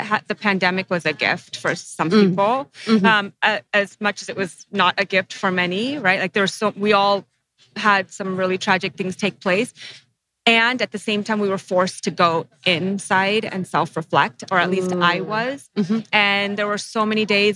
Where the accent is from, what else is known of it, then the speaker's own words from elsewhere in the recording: United States; I'm first generation Sri Lankan American